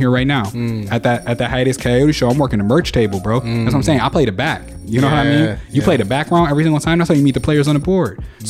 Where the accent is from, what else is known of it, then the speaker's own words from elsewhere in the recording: Buffalo, New York, United States; I am from Buffalo, New York.